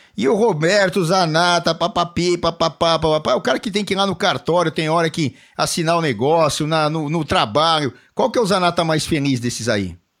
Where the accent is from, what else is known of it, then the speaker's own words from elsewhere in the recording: São Paulo, Brazil; lá da Zona Norte, onde eu nasci, aqui, Zona Norte de São Paulo